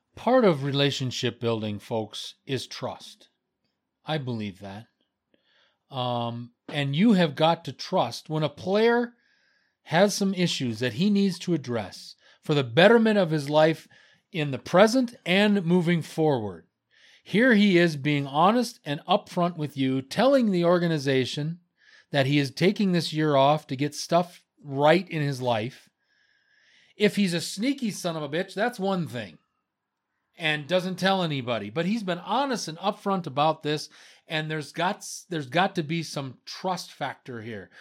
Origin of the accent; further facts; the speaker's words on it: Wisconsin, United States; I'm from Wisconsin